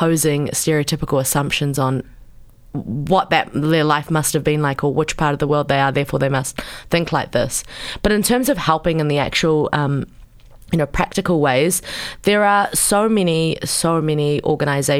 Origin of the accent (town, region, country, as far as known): New Zealand; born or raised there; accent: Kiwi; also born or lived in Pakistan